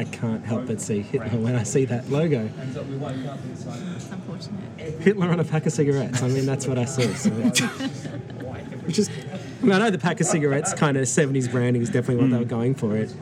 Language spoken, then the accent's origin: English; Perth, Western Australia, Australia; my hometown, at Perth